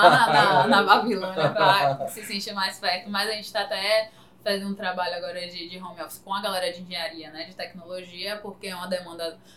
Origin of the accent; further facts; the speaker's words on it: Salvador, Bahia, Brazil; E aí, quando, inclusive, a galera, alguns clientes que são de Salvador, quando a gente fala, não, a gente é de Salvador, mas de Salvador!